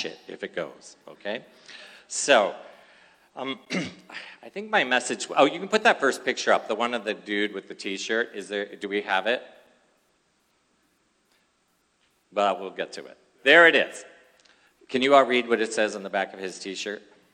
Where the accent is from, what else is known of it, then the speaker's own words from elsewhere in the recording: Philadelphia, Pennsylvania, United States; now in California, United States; I was originally born in Philadelphia